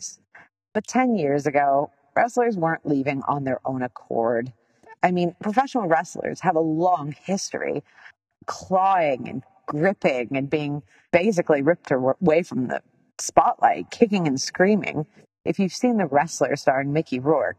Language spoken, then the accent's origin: English; Canada; I'm Canadian.